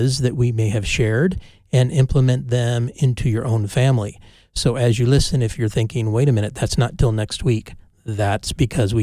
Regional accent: Bay Area, Northern California, United States; I am from the Bay Area of Northern California, and so I grew up being a sports fan of Bay Area teams.

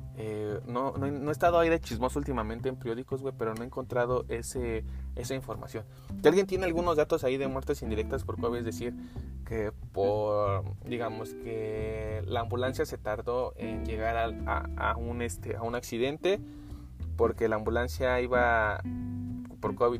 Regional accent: Mexico; Somos mexicanos

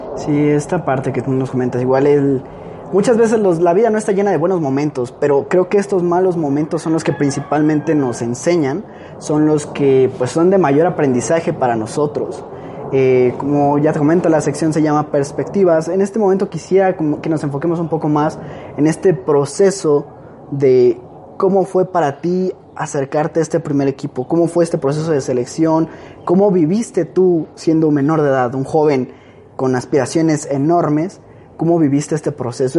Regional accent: Mexico; somos los mexicanos

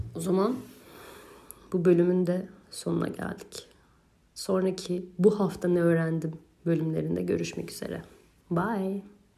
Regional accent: Turkey; ben Türkiye'li biri olarak

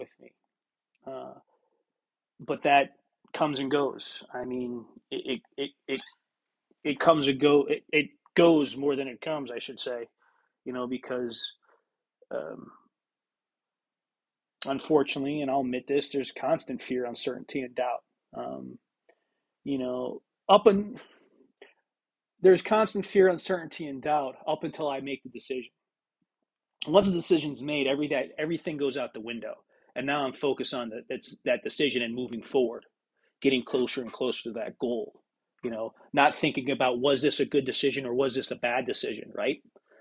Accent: Pennsylvania, United States; moved away; Pennsylvania, because that's my home state

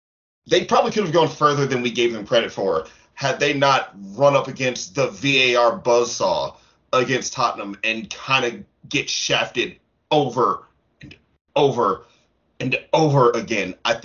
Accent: United States; we're American.

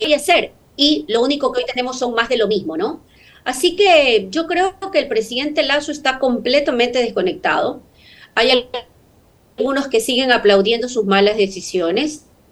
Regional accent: Guayaquil, Guayas, Ecuador; como guayaquileña

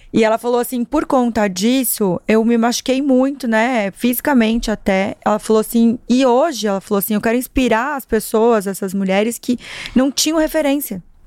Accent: Marechal Cândido Rondon, Paraná, Brazil; moved away; eu sou interiorana, eu saí de uma cidade de 60 mil pessoas, que aliás sou apaixonadíssima, Qual é, é? Marechal, chama Marechal Cândido Rondon

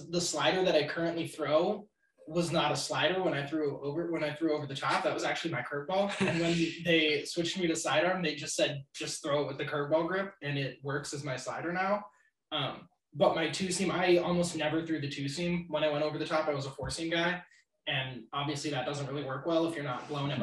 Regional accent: Los Angeles, California, United States; moved away as an adult; I'm actually from Los Angeles

